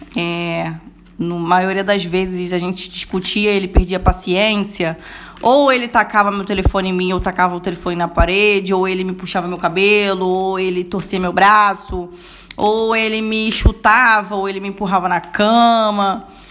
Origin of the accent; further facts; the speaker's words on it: Rio de Janeiro, Brazil; vim de Bangu mesmo